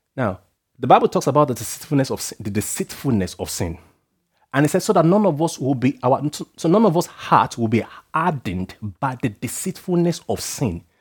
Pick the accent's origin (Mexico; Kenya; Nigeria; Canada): Nigeria; being Nigerian